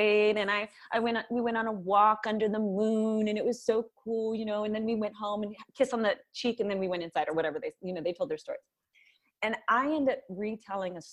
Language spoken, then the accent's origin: English; Napa, California, United States; I was raised in Napa, California